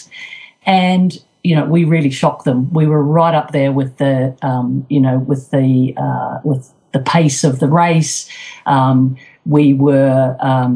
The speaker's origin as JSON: {"language": "English", "country": "New Zealand", "tie": "born or raised there", "moved": "yes", "said": "I was brought up in New Zealand"}